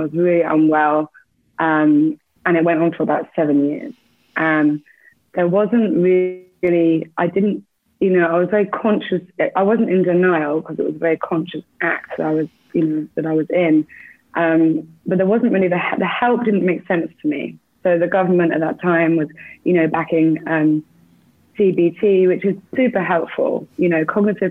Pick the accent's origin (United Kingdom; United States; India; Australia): United Kingdom; England; moved away; also born or lived in Bournemouth; I'm English. So I grew up in the UK.